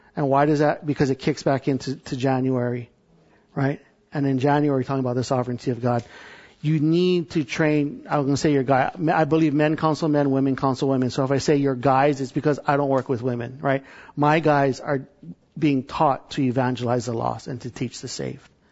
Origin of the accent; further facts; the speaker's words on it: Hawaii, United States; I'm from Hawaii